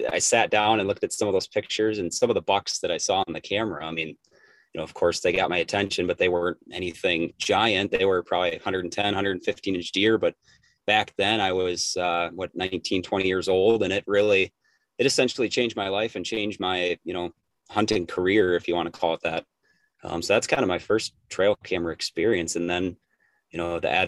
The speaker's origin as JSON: {"language": "English", "area": "Richland County", "region": "Wisconsin", "country": "United States", "tie": "born or raised there", "also_born_or_lived": "Green Bay, Wisconsin", "said": "I was born and raised in Richland County, Wisconsin, in Southwest Wisconsin"}